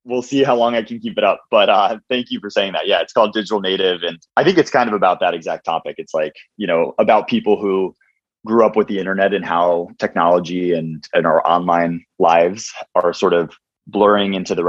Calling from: California, United States; I'm in the Bay Area, one of the last remaining people here.

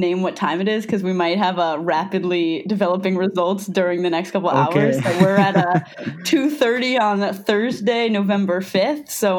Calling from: Portland, Maine, United States; also calling from Portland, Maine.

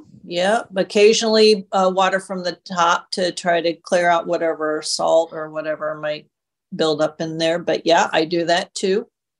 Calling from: Tucson, Arizona, United States; from Tucson.

